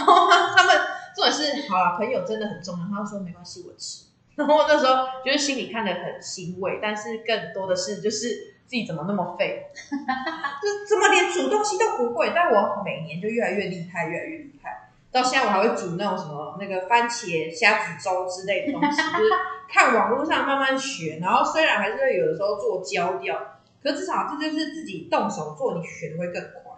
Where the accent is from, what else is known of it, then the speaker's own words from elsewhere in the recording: Taiwan; 我们台湾人